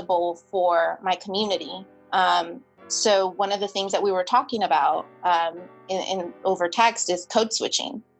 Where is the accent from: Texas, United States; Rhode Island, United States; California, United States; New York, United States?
California, United States; San Diego; moved away as an adult; also born or lived in San Francisco / Sacramento / Washington, D.C.; I'm from San Diego